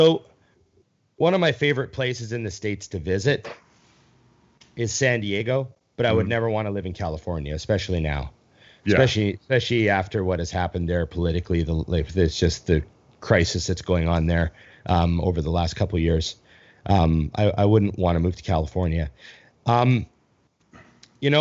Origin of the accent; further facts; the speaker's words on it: Edmonton, Alberta, Canada; moved away; I'm from Canada